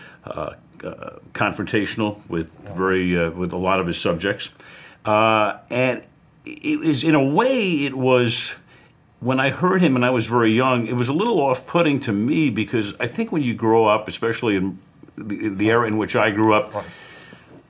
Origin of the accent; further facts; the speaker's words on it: New York City, New York, United States; I was growing up in Brooklyn